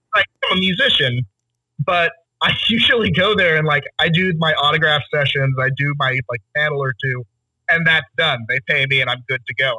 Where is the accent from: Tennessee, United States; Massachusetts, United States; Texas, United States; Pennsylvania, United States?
Texas, United States; Tyler; I grew up in Tyler, Texas